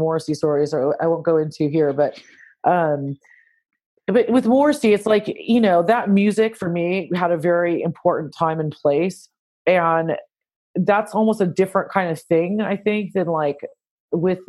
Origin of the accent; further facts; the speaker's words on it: Santa Cruz, California, United States; moved away as an adult; also born or lived in San Francisco Bay Area; now in United Kingdom; I'm from Santa Cruz, California